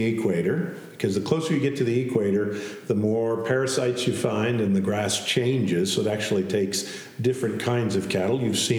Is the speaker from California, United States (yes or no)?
no; Billings, Montana, United States; also born or lived in upstate New York; was raised in Billings because we moved to Montana in 1970 when I was about 4 years old. And so I grew up in Billings.